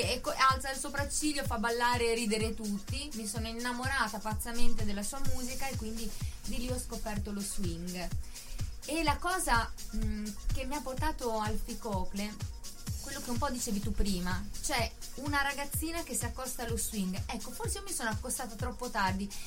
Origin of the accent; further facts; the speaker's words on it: Bellaria-Igea Marina, Emilia-Romagna, Italy; Io sono di Bellari Marina